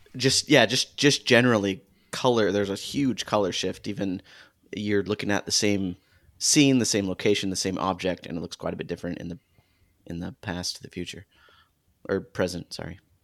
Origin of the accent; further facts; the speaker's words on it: Arizona, United States; I grew up in Arizona